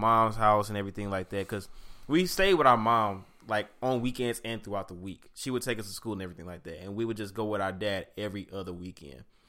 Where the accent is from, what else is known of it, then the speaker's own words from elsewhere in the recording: St. Louis, Missouri, United States; I grew up in Saint Louis, Missouri, uh, Bill Ridge, Normandy District to be exact